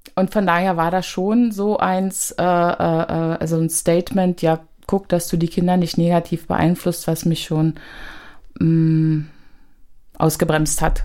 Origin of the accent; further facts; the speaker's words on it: Berlin, Germany; ich bin im Ostteil groß geworden, in Hohenschönhausen, in Alt-Hohenschönhausen